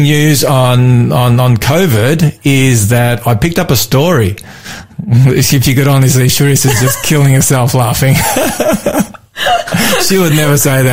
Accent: Melbourne, Victoria, Australia; my hometown of Melbourne

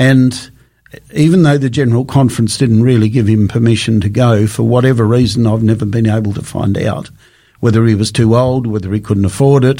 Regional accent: Australia; I come from Australia

